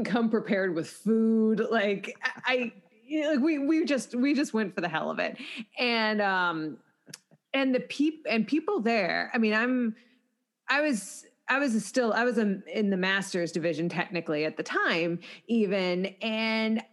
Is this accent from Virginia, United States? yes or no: yes; Arlington, Virginia, United States; moved away as an adult; also born or lived in Washington, District of Columbia, United States; now in Pittsburgh, United States; I'm from Arlington, Virginia, but I came here when I was 18